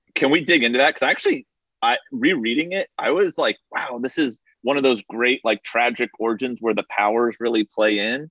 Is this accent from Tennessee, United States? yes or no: no; Somers, New York, United States; I grew up in Somers